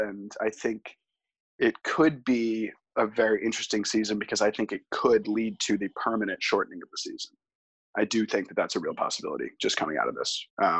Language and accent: English; New York, United States; being a New Yorker